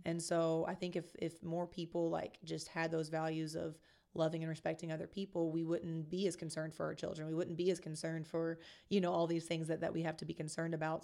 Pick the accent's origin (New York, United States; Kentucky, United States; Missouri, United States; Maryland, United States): Kentucky, United States; moved away as an adult; also born or lived in Columbus / Chicago; now in San Antonio, United States; I originally grew up in a small town in Kentucky